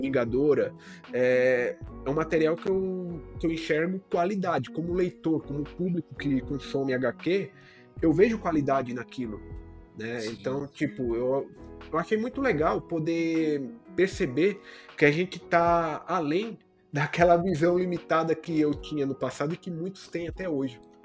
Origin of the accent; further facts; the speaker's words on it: Brazil